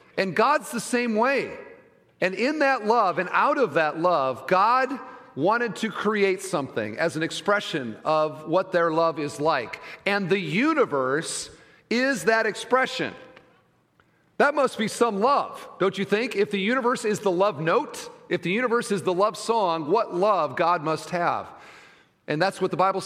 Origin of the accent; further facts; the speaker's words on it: Iowa, United States; moved away; I'm from Iowa